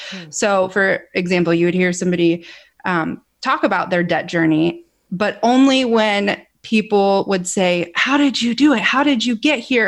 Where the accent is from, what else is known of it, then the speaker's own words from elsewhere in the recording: Ohio, United States; moved away as an adult; also born or lived in California; we're born and raised in Ohio, so we're back here with family